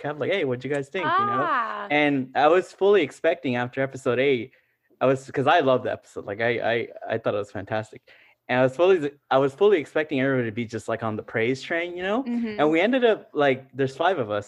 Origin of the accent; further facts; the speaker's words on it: Los Angeles, California, United States; first language Spanish; English is a second language; My first language is Spanish. And no offense to the LAUSD, it's like I didn't learn English in school